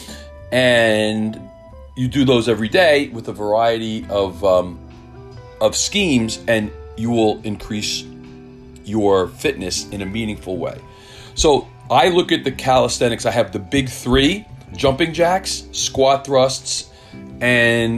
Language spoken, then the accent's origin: English; Millburn, New Jersey, United States; I grew up in Milburn